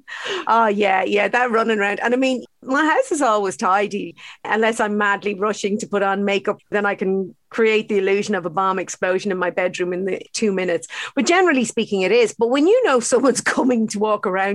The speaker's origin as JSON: {"language": "English", "country": "Ireland", "said": "brought up with very unhealthy diets, actually, to be honest, as Irish kids"}